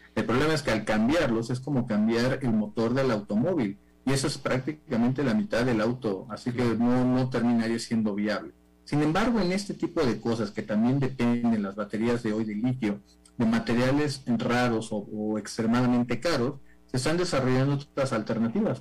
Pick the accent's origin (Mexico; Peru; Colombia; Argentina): Mexico; en México, en mi país